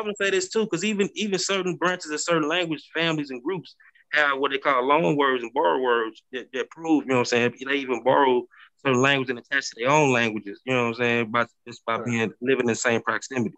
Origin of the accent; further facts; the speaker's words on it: St. Louis, Missouri, United States; I'm from St. Louis. I'm, from St. Louis, Missouri, bro. I live on the like I, grew up on the Mississippi River